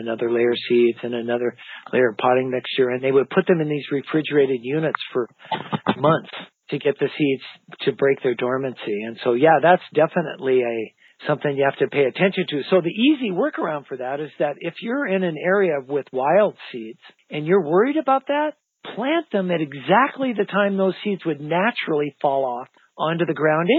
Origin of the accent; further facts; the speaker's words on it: Idaho, United States; I grew up in Idaho in the high mountains